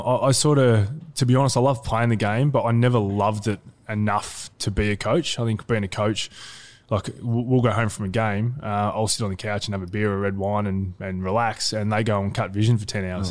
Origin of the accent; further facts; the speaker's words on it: Geelong, Victoria, Australia; also born or lived in Ocean Grove; grew up in Geelong yep. and uh, I was there till about, uh, in Newtown till about age of 10 and we moved out to um, just near Ocean Grove